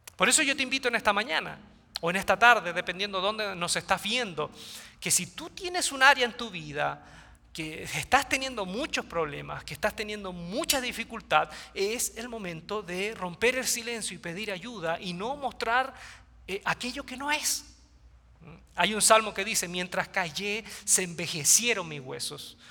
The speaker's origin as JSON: {"language": "Spanish", "town": "Quilpué", "region": "Valparaíso", "country": "Chile", "tie": "born or raised there", "said": "mi ciudad natal, Quilpué, queda cerca de Viña del Mar, Chile, litoral central"}